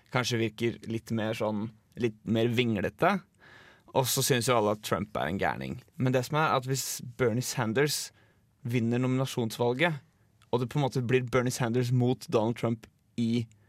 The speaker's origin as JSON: {"language": "Norwegian", "town": "Drammen", "region": "Buskerud", "country": "Norway", "moved": "yes", "lives_now": "Trondheim, Norway", "said": "Jeg er 22 år og kommer fra Drammen."}